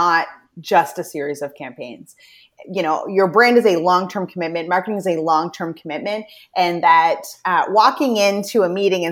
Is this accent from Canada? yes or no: yes; New Brunswick, Canada; also born or lived in Toronto; I'm from Atlantic Canada, the province of New Brunswick